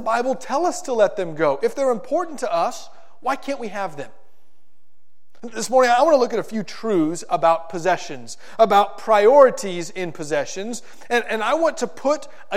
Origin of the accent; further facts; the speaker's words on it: South Florida, United States; When I was in middle school and high school, growing up in South Florida